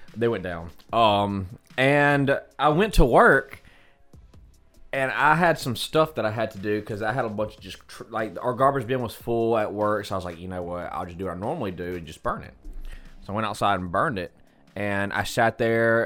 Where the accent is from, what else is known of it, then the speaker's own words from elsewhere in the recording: United States; we're, we're American